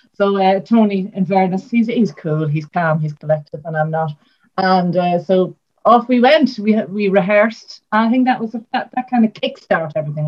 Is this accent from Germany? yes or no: no; Ireland; I'm from Ireland